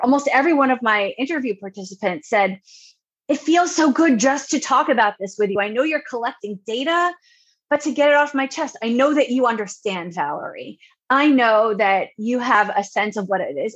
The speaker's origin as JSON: {"language": "English", "area": "Long Island", "region": "New York", "country": "United States", "tie": "born or raised there", "also_born_or_lived": "Ohio / Indiana", "moved": "as an adult", "lives_now": "North Carolina, United States", "said": "Originally, I'm from Long Island, New York, born and bred"}